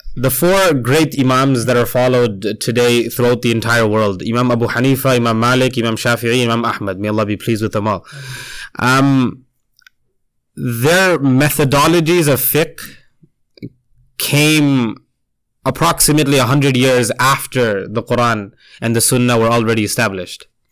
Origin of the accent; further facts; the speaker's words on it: Toronto, Ontario, Canada; also born or lived in India; I grew up here. I was born near Medina Masjid. That's so closer to downtown